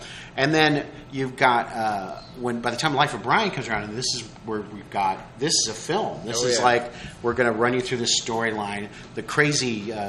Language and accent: English; Des Moines, Iowa, United States; growing up in Des Moines, Iowa, they weren't coming out to promote a lot of stuff.